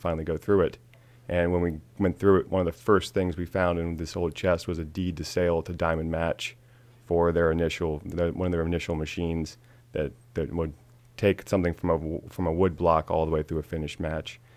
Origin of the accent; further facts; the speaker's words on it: Frederick, Maryland, United States; I grew up in Frederick my whole life.